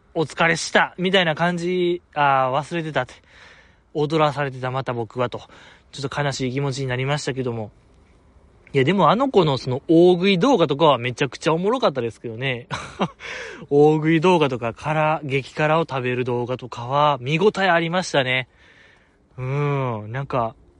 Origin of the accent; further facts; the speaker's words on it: Kansai, Japan; accent: Kansai dialect; 僕結構強めの関西弁で